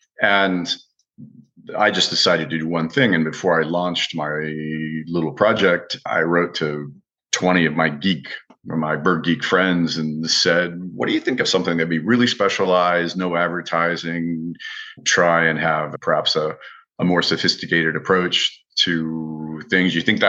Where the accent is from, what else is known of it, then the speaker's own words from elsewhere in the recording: Midwest, United States; also born or lived in France; And so unlike most kids that were growing up in America in the 1960s, wine was always on the table. My father learned to cook in the French style and adopted a lot of the French eating habits. And for someone from the Middle West, the Midwest of America